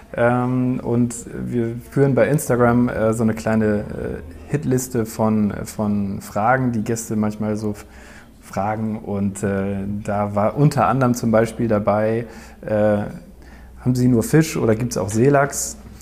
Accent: Eutin, Schleswig-Holstein, Germany; wir sind beide hier aufgewachsen in Neutin

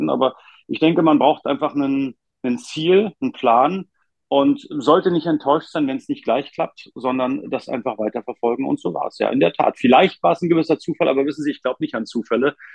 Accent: Potsdam, Brandenburg, Germany; born there; ich bin ja gebürtiger Potsdamer

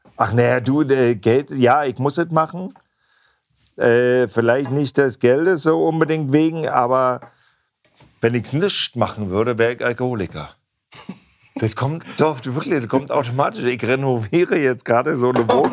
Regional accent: East Germany, Germany; Ich komme ja aus dem Osten

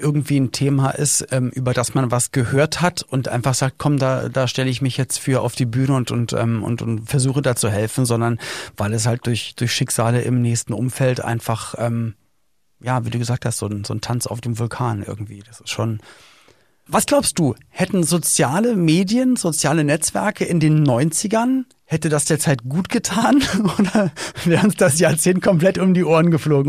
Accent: Berlin, Germany; Ich komme ja auch aus West-Berlin.

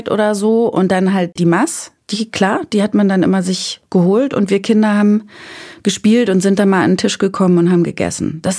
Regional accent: Bavaria, Germany; now in Berlin, Germany; zu dem sozialisierten Essen meiner Kindheit in Bayern

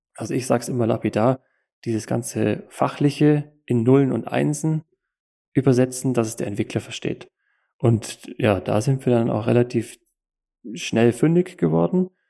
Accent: Allgäu, Kempten, Bavaria, Germany; komme aus dem Allgäu in Kempten

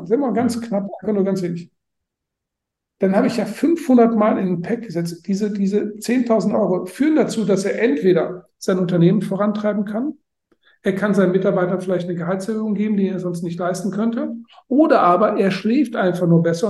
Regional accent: Germany; ich äh, bin Deutscher

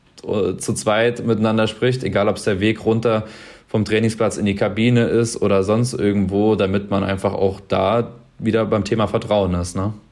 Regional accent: Mainz, Rhineland-Palatinate, Germany; hier aus meiner Heimat, aus Mainz

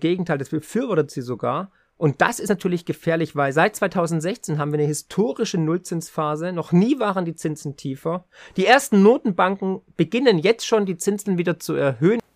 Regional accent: Swabia, Germany; für mich als Schwabe

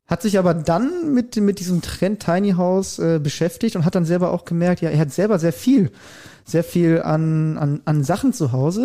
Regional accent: Germany; bei uns in Deutschland

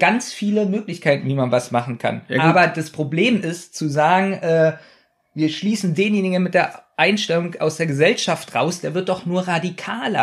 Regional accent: Berlin, Germany; wir sind ja nun Berliner

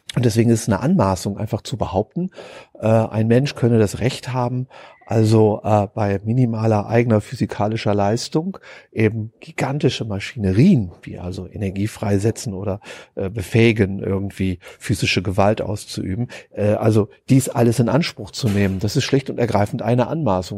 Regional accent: Germany; Ich bin ja Deutscher

